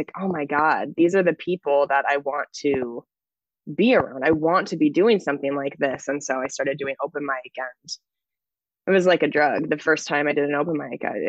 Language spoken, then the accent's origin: English; Washington, United States; moved away as an adult; also born or lived in Los Angeles; I moved to my hometown in Washington State